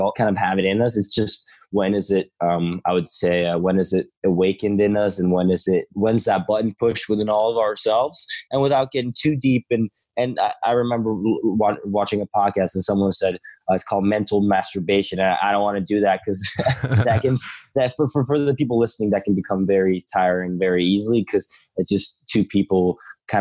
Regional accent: Stockholm, Stockholm County, Sweden; I grew up all my life in Sweden, Stockholm

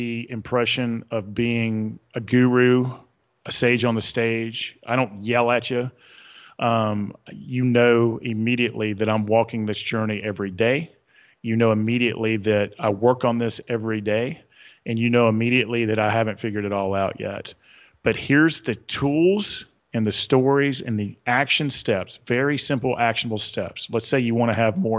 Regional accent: the South, Southern United States, United States; accent: Southern; my Southern accent

